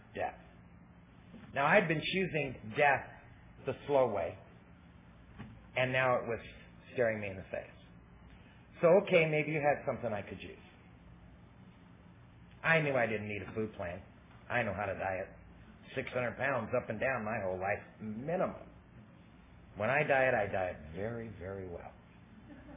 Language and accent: English; Southern California, United States; I'm from Southern California